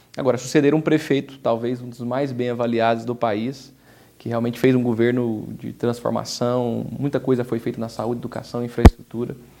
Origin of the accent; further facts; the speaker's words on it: Aparecida, São Paulo, Brazil; eu nasci em Aparecida, eu sou o primeiro prefeito eleito nascido da cidade. Eu cresci aqui